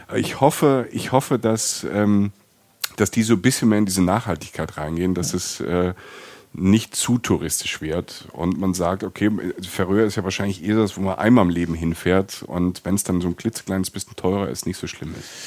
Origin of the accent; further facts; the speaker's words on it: Rhineland-Palatinate, Germany; Ich komme aus der Pfalz